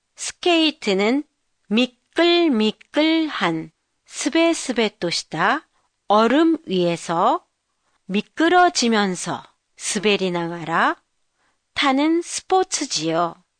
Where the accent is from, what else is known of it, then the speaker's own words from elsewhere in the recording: Jeju Island, South Korea; now in Tokyo, Japan; 제 고향 제주도는 눈이 그다지 많이 오지 않는 곳인데도